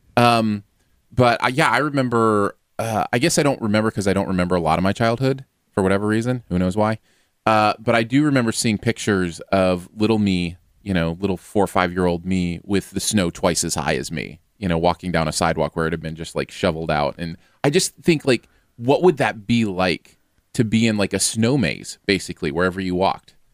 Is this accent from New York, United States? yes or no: no; Michigan, United States; moved away; also born or lived in Missouri; I grew up in Michigan